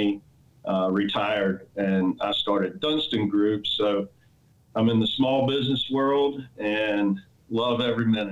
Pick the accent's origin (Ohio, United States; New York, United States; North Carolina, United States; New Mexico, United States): North Carolina, United States; Elizabeth City; moved away; I'm from Eastern North Carolina, small town called Elizabeth City, North Carolina